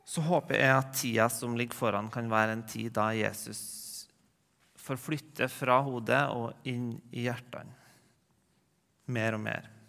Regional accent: Rennebu, Trøndelag, Norway; now in Trondheim, Norway; går hjem på Bedehusmøte hjemme i Regnbu

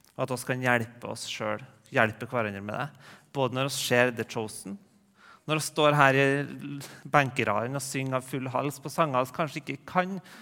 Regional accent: Rennebu, Trøndelag, Norway; now in Trondheim, Norway; går hjem på Bedehusmøte hjemme i Regnbu

